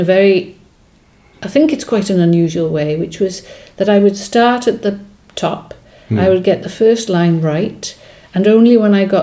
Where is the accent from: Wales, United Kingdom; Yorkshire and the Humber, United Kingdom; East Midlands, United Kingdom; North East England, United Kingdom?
Wales, United Kingdom; first language Welsh; English is a second language; Welsh is my first language, followed closely by English.